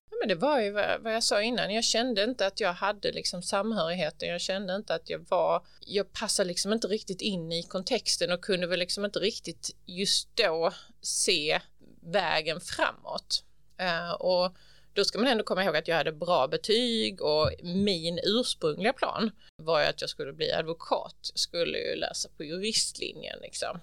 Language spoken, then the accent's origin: Swedish; Ugglohult, near Hjärnarp, Hallandsåsen, Skåne, Sweden; also born or lived in Helsingborg; kring Ugglohult där jag växte upp